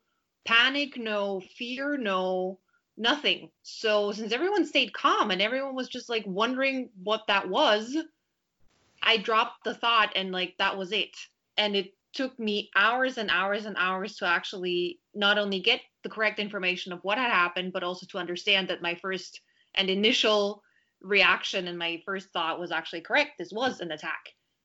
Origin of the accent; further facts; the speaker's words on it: Vienna, Austria; moved away as an adult; also born or lived in Berlin; now in Paris, France; I was born and raised in Vienna